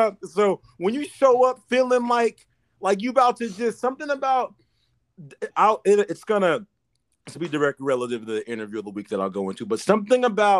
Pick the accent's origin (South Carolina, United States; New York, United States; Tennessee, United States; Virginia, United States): New York, United States; Bro, watch when I play, I'm from New York.